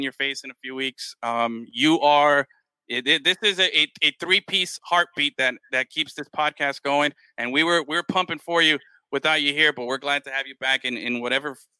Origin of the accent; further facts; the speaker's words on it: Miami, Florida, United States; as a Hispanic kid growing up in Miami